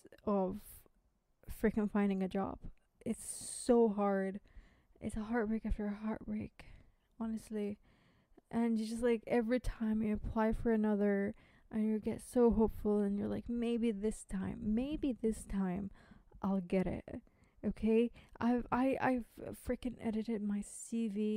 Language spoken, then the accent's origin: English; United States; accent: American; now in United Kingdom; I know my accent is American, but I live in the UK.